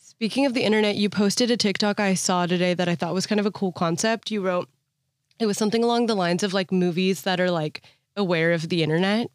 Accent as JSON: {"language": "English", "area": "Bay Area", "region": "California", "country": "United States", "said": "I'm from the Bay Area"}